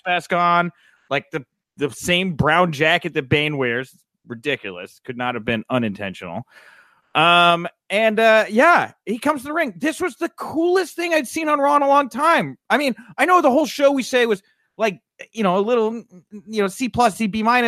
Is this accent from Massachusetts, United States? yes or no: no; Houston, Texas, United States; I'm from Houston